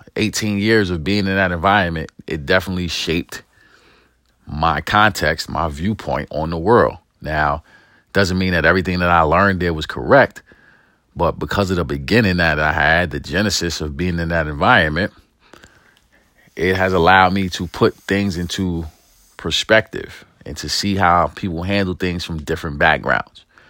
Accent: New York City, New York, United States; I grew up in East New York and the projects of New York City

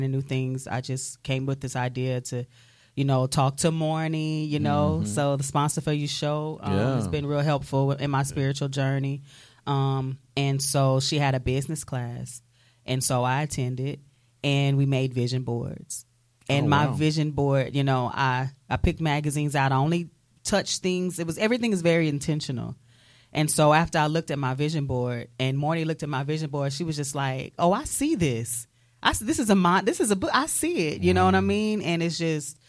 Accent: Jennings, Louisiana, United States; moved away as an adult; now in Pensacola, United States; I'm from Jennings, Louisiana. That's like, you know, the center of the heel of the boot. So it's like, you know, Southwest Louisiana. And I've been in Pensacola for about 10 and a half years.

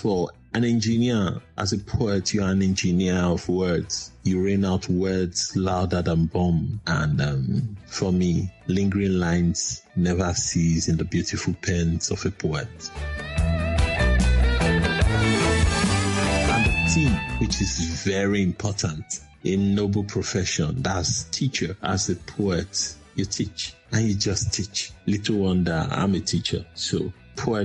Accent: Nigeria; I am a Nigerian confessionist poet

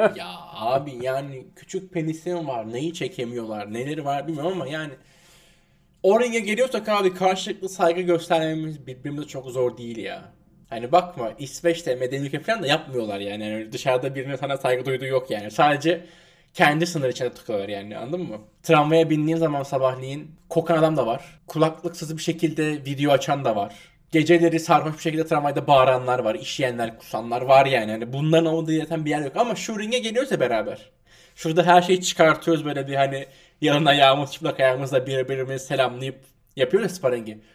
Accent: Turkey

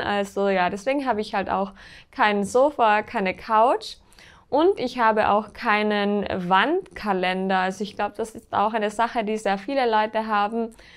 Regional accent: Austria; bei uns in Österreich

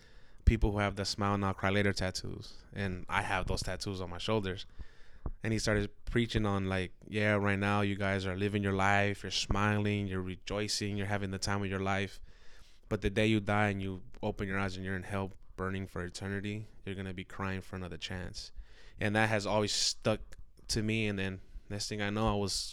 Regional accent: San Francisco, California, United States; Born and raised in San Francisco, California, grew up as a Christian

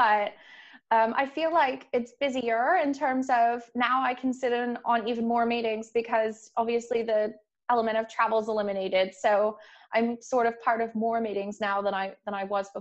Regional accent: Canada; moved away as an adult; also born or lived in Toronto; now in London, United Kingdom; I'm Canadian, grew up in Canada, lived there till I was just under 25

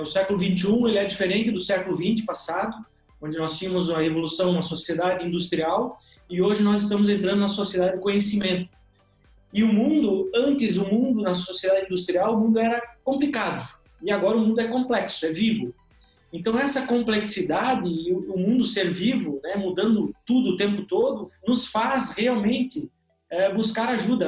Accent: Rio Grande do Sul, Brazil; moved away as an adult; now in Joinville, Brazil; nasci lá no Rio Grande do Sul, sou gaúcho, né? E moro hoje há cerca de 14 anos em Joinville, Santa Catarina.

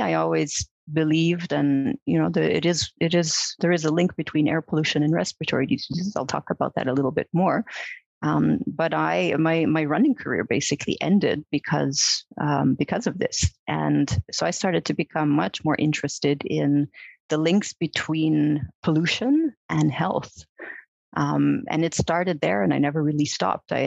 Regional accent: Montreal, Quebec, Canada; moved away; I'm originally from Montreal. I grew up in Montreal.

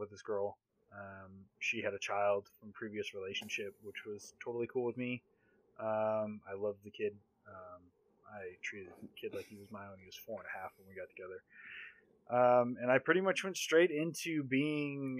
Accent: Southern California, United States; Born and raised in Southern California

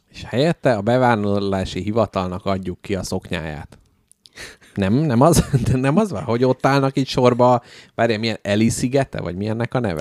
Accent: Budapest, Hungary; itt születtem, itt élek, és itt is fogok meghalni

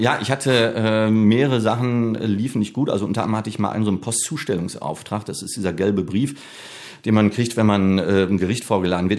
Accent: Bochum, North Rhine-Westphalia, Germany; also born or lived in Herne; ich bin in Bochum aufgewachsen

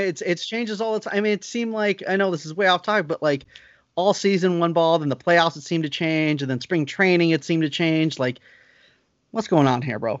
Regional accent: Lancaster, California, United States; my hometown in Lancaster

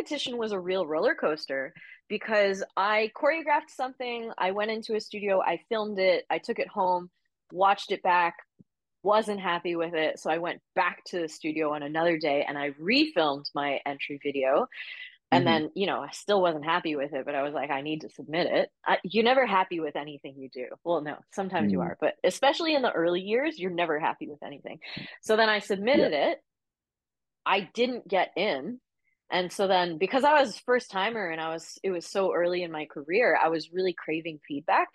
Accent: Canada; moved away as an adult; now in Australia; I'm Canadian

